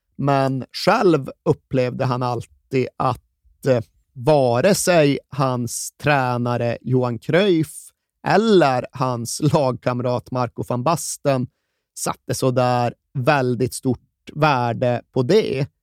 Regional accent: Sweden; vi svenskar

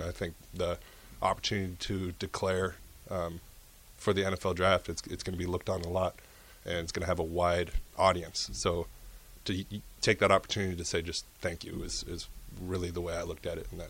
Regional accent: Nebraska, United States; I'm a home state kid.

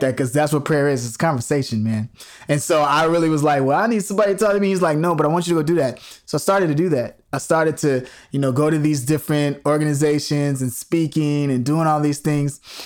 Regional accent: Chicago, Illinois, United States; moved away; growing up in Chicago

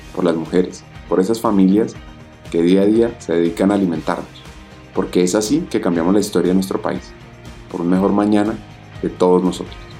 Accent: Colombia; los colombianos

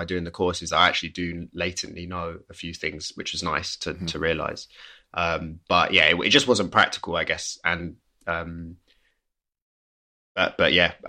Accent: England, United Kingdom; Like I grew up on the River Thames. Like my family home was next to it.

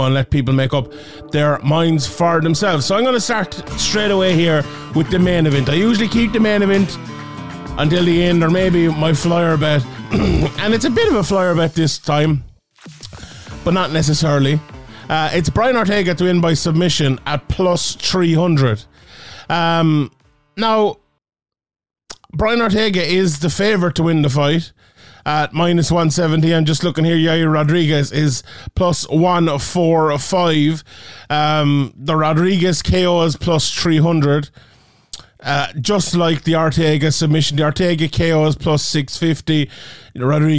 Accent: Ireland

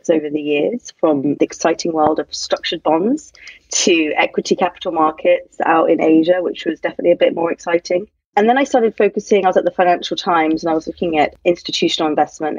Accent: London, United Kingdom; moved away as an adult; now in New York, United States; I grew up in London

